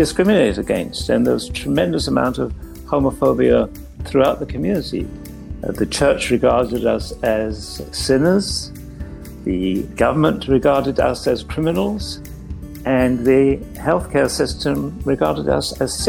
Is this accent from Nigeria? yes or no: no; England, United Kingdom; moved away as an adult; now in Toronto, Canada; I trained in England, where I grew up